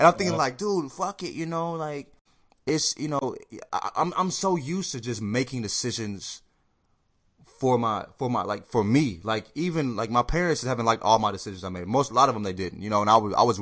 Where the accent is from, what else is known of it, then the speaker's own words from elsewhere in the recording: United States; I'm American